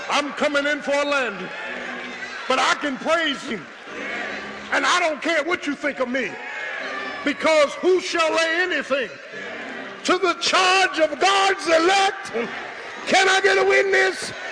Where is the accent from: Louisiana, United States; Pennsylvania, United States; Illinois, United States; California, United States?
Pennsylvania, United States; Philadelphia; I'm from Philadelphia.